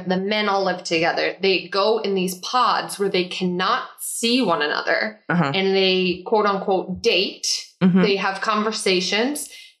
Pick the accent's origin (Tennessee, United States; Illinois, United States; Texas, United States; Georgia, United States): Illinois, United States; Chicago; All of them. And I'm from Chicago. So when they talk about it, my ears perk up a little bit.